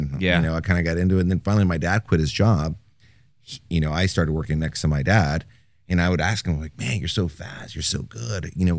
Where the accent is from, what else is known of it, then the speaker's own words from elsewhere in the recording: Houston, Texas, United States; Well, we're originally from Houston. Family of five. I have a younger brother and a younger sister. I'm the oldest of the three.